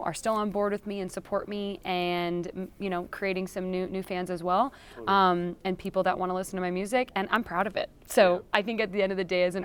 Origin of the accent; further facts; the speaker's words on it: California, United States; I'm from California, so I'm not backroads country southern girl.